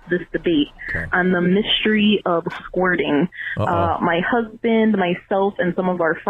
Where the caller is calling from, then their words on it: Connecticut, United States; I'm calling in from Connecticut.